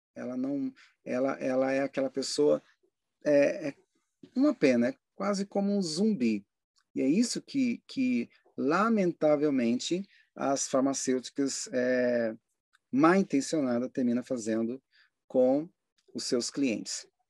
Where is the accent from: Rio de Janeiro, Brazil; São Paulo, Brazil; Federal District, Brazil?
Federal District, Brazil; Brasília; eu passei uma boa parte da minha infância em Brasília